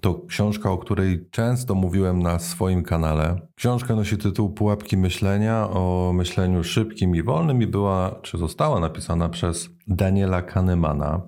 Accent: Poland; moved away as an adult; now in Netherlands; jak przeniosłem się z Polski do Holandii

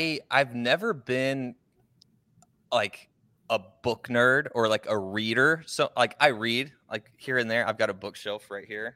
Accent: Oklahoma, United States; I'm originally from Oklahoma

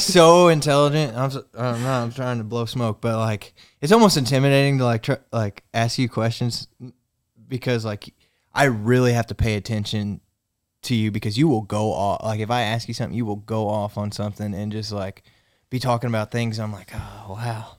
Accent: Missouri, United States; accent: Missouri; my Missouri accent sounds aggressive sometimes

